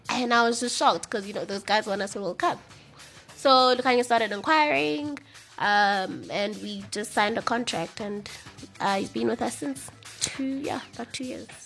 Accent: Eastern Cape, South Africa; I'm from the Eastern Cape, so I basically grew up on rugby

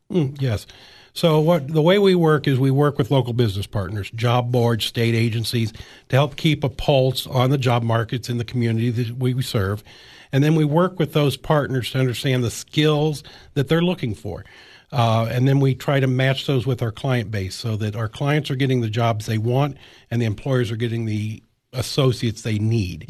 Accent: Illinois and Iowa border, Midwest, United States; moved away as an adult; now in Cookeville, United States; Grew up in Illinois and Iowa on the border there

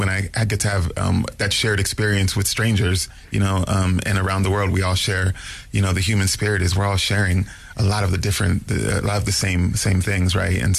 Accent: California, United States; also born or lived in New Jersey; I was born in New Jersey, but grew up in California, and so I had both coasts

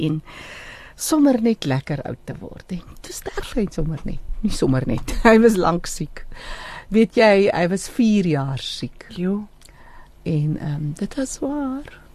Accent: Namaqualand, Northern Cape, South Africa; also born or lived in Port Nolloth; now in Johannesburg, South Africa; Ek is van 'n Makoland

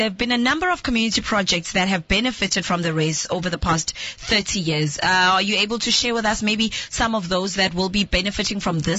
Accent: Emalahleni, Mpumalanga, South Africa; because I grew up in Emalahleni

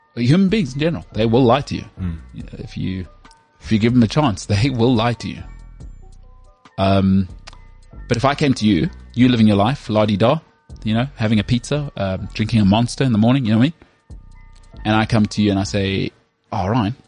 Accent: South Africa; I'm from South Africa

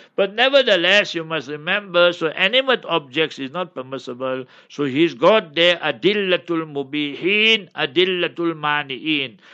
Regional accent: Cape Town, Western Cape, South Africa; I come from Cape Town

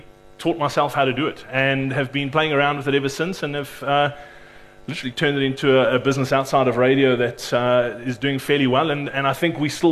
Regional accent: Cape Town, Western Cape, South Africa; I'm actually from Cape Town

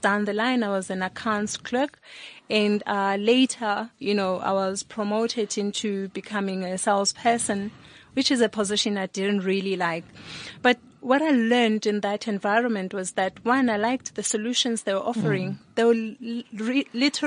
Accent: Sebokeng, Gauteng, South Africa; also born or lived in Eastern Cape; I was born in the Eastern Cape. Grew up at the Val Triangle in the township called Sebokeng

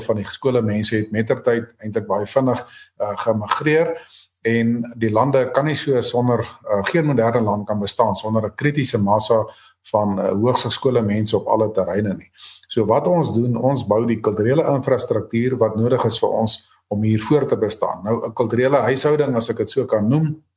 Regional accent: South Africa; ons het Afrikaners hier geword, ons het nie as Afrikaners hier aangekom nie

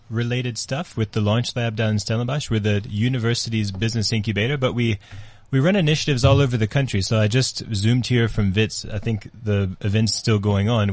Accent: United States; moved away as an adult; now in South Africa; I'm an American African.

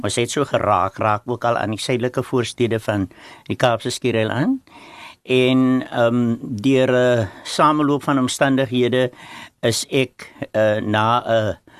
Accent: Worcester, Western Cape, South Africa; ek is van Woester die hoofstad van Suid-Afrika

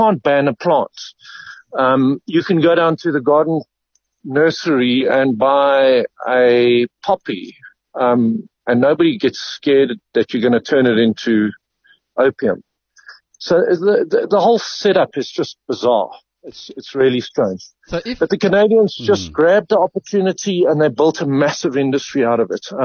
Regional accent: Eastern Cape, South Africa; I grew up in the Eastern Cape, and uh, it was around, and people were farming illegally.

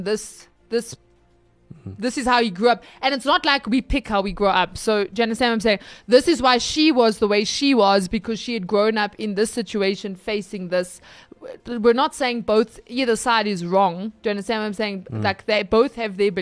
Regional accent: South Africa; as a South African

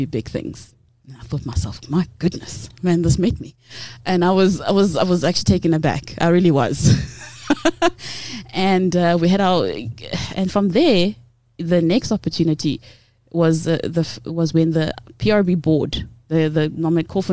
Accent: Cape Town, Western Cape, South Africa; moved away; also born or lived in Transkei / Butterworth; I'm from the Transkei originally. I know I don't sound like it. I grew up in Cape Town

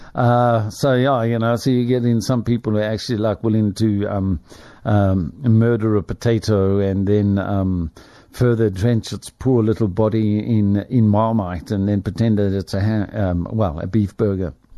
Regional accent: Springs, Gauteng, South Africa; now in Lenasia, South Africa; the family that I grew up in, in Springs, my hometown

